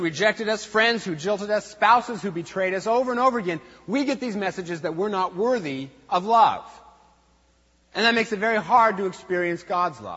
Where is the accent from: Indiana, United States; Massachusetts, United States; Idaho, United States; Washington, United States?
Washington, United States; Eastern; I was raised in Eastern Washington, where we have no feelings